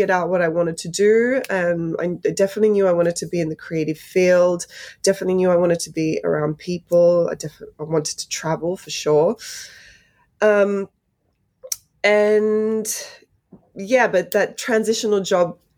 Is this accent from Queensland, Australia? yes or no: no; Sydney, New South Wales, Australia; also born or lived in Poland / London; now in United Kingdom; I grew up in Bankstown for the first half of my life, which is quite an immigrant heavy area in Sydney.